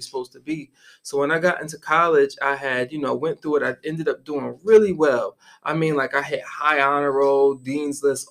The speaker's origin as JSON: {"language": "English", "town": "Syracuse", "region": "New York", "country": "United States", "tie": "born or raised there", "also_born_or_lived": "Guangzhou, China", "moved": "as an adult", "said": "I am from upstate New York, a city called Syracuse, New York. Mm-hmm. Was born and raised on the south side of Syracuse"}